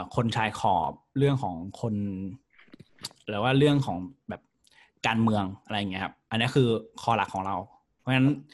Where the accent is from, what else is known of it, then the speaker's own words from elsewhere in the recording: Prachuap Khiri Khan, Thailand; moved away; also born or lived in Bangkok; บ้านผมอยู่ไกล ผมอยู่ประจวบเนี้ย